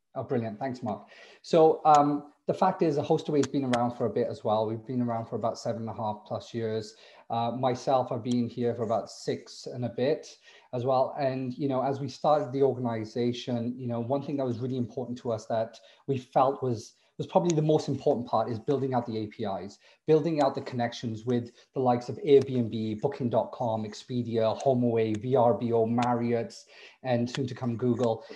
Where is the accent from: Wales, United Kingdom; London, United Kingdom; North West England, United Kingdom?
Wales, United Kingdom; also born or lived in Bristol / Cardiff; now in Toronto, Canada; I'm from Wales originally